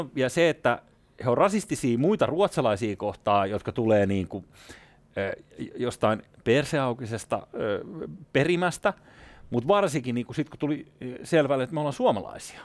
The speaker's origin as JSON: {"language": "Finnish", "town": "Espoo", "region": "Uusimaa", "country": "Finland", "tie": "born or raised there", "said": "itse olen kasvanut Espoon Tuomerilassa ja Kirstinmäessä"}